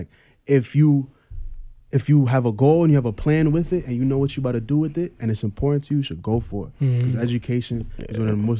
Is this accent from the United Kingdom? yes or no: no; Trinidad & Tobago; now in United States; Oh, you in America and shit, like, you got it. I'm from Trinidad. I was born in Trinidad.